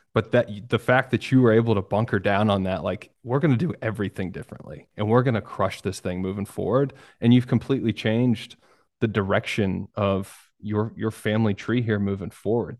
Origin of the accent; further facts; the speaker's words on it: New York, United States; I was born in New York and I got a bunch of family in New York